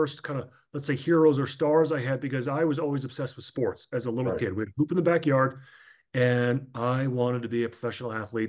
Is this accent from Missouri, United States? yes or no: no; Ridgewood, New Jersey, United States; So born and raised in Ridgewood, New Jersey, which is, it's about 20 minutes outside of New York City. Might as well have been a world apart because it was a nice, quiet little subdivision, suburban town.